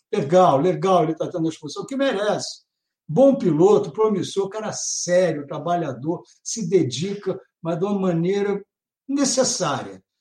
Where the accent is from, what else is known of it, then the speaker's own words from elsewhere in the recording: Brazil; como brasileiro